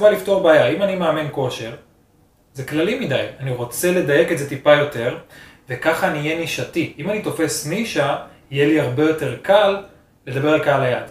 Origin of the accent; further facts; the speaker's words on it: Israel; בתור ישראלי